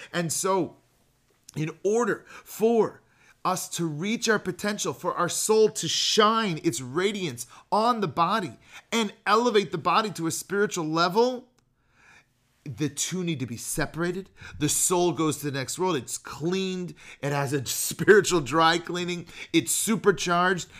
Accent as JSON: {"language": "English", "area": "Bay Area, Marin County", "region": "California", "country": "United States", "tie": "born or raised there", "moved": "as an adult", "lives_now": "Chicago, United States", "said": "we grew up in the Bay Area, like Marin County, near San Francisco"}